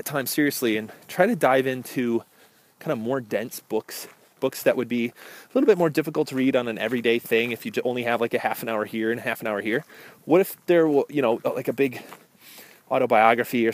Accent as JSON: {"language": "English", "region": "Midwest", "country": "United States", "said": "I'm from the Midwest"}